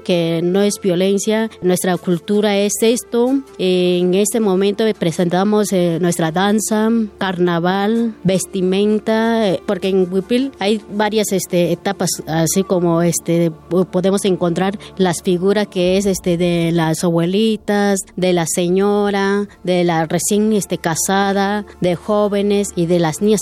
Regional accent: San Juan Copala, Oaxaca, Mexico; somos de Copala

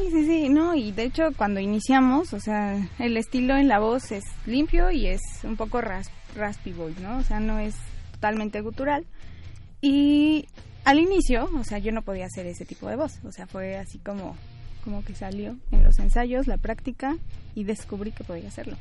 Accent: Pachuca, Hidalgo, Mexico; Soy de Pachuca

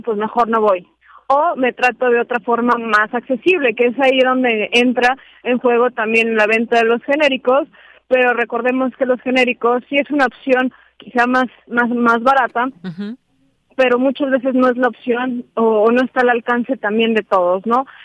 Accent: Mexico; nos compete como mexicanos

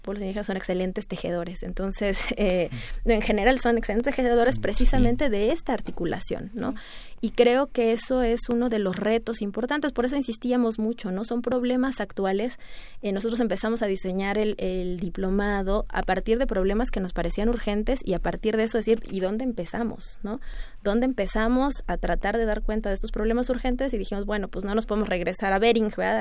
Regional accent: Mexico; estudiar como mexicana, ¿verdad? Formada en México

